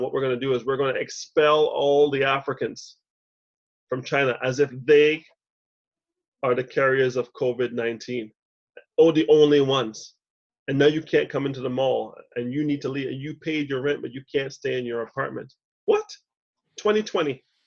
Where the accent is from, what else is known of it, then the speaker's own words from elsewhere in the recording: Montreal, Quebec, Canada; moved away; also born or lived in Toronto; She doesn't know I grew up three kilometers west of where she is right now